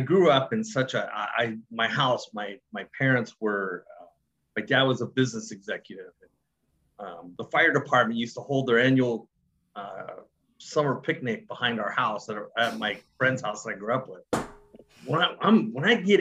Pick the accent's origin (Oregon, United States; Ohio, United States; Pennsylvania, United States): Oregon, United States; Gresham; moved away as an adult; also born or lived in Bend, Oregon; now in Phoenix, United States; I'm originally from Oregon. I grew up just outside of Portland, Oregon, in a town called Gresham